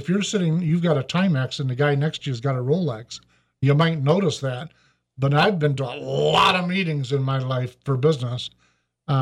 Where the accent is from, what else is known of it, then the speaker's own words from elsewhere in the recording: Michigan, United States; I'm from Michigan